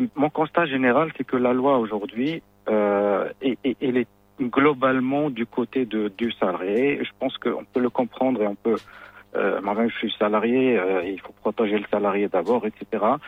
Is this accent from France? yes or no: no; Morocco; chez nous au Maroc